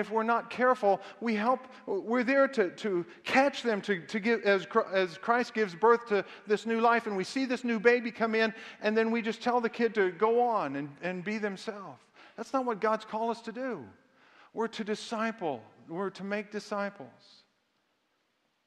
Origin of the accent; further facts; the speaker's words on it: the South, United States; I was raised in the South